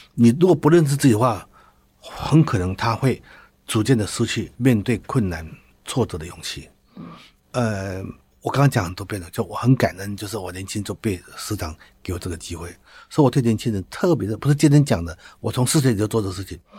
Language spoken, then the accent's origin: Chinese; Taitung County, Taiwan; also born or lived in Taichung; 我是台东人哈。那我在台东长大的时候